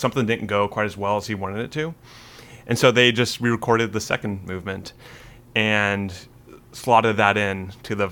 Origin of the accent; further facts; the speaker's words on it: West Coast, United States; I'm from the West Coast